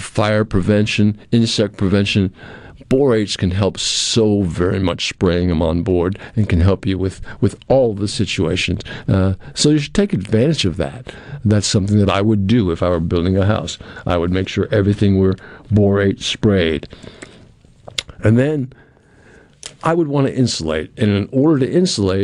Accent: New England, United States; moved away; I grew up in New England where slabs were unheard of and not very many were used. But down here, I've lived on slabs two or three times

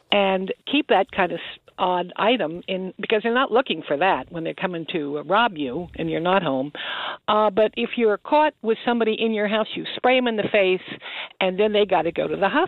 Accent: West Amwell, New Jersey, United States; I grew up in West Amwell, and right. we had all kinds of animals, and you know we never had we had a lot of guns.

